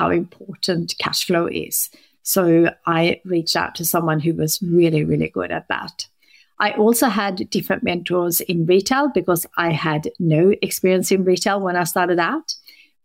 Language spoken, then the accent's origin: English; Sweden; moved away; I'm currently working from Sweden, which is my home country